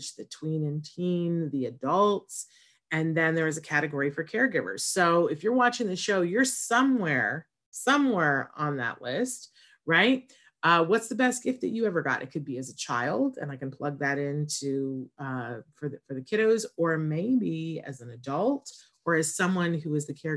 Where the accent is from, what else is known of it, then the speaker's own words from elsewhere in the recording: Saratoga Springs, New York, United States; moved away; I'm originally from Saratoga, New York